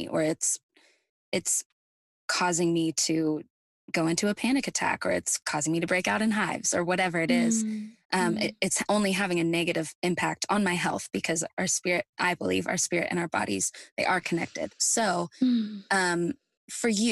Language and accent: English; Midwest, United States; moved away as an adult; now in Nashville, United States; I'm also from the Midwest like you are. And moving away to Nashville, 700 miles away